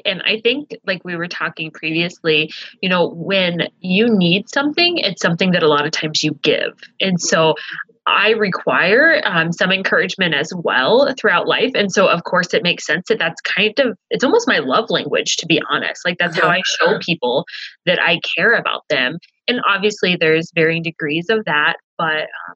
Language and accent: English; Illinois, United States; moved away as an adult; now in Jamestown, United States; I am actually originally from Illinois. My husband and I moved here to North Dakota.